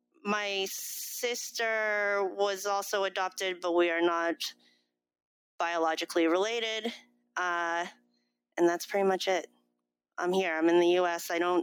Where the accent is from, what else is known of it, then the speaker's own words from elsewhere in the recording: Boston, Massachusetts, United States; also born or lived in South Korea; So I was born in 1985. I was adopted at 5 months older. I guess that's the age that I came to the United States. Through Wide Horizons was the agency. And then I grew up in the Boston area.